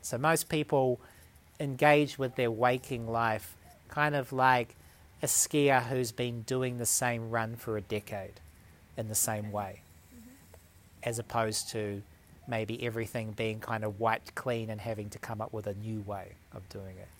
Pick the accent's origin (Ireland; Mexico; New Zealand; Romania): New Zealand; moved away as an adult; also born or lived in Dunedin, New Zealand / New South Wales, Australia; now in Australia; I live about two hours south of Sydney, but originally I'm from New Zealand.